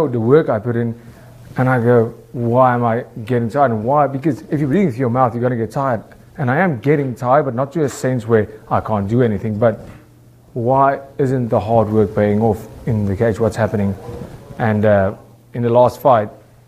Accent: South Africa; I'm from South Africa

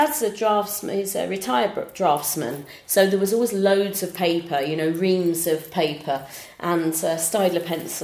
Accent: Bromsgrove, West Midlands, United Kingdom; I'm from Bromsgrove in Worcestershire.

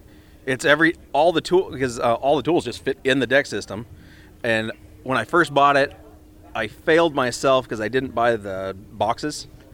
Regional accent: Phoenix, Arizona, United States; I am from Phoenix.

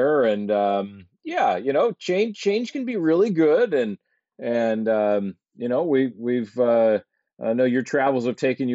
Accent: Fort Lauderdale, Florida, United States; I grew up in the near Fort Lauderdale

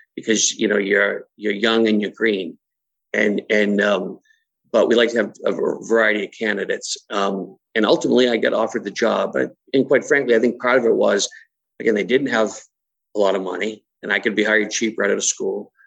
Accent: Massachusetts, United States; moved away as an adult; also born or lived in Brockton, Massachusetts / Midwest; born and raised in Massachusetts

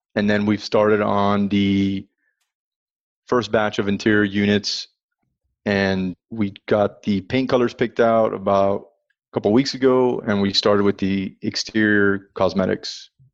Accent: Miami, Florida, United States; moved away as an adult; now in Dallas, United States; I'm originally from Miami

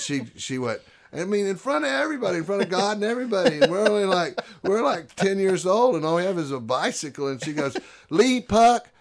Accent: Houston, Texas, United States; I grew up in Houston, Texas

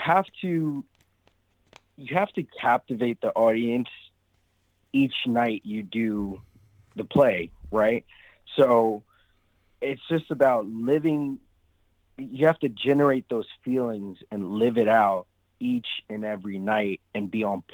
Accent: Englewood, New Jersey, United States; also born or lived in Brooklyn, New York; when I turned 8 years old, I ended up moving to New Jersey, and I was raised in Englewood, New Jersey

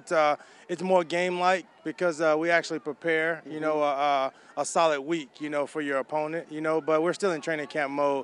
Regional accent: Texas, United States; moved away; I'm from Texas

